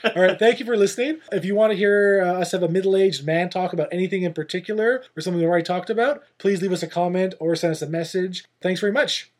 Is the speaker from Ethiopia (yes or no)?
no; Canada; We're Canadian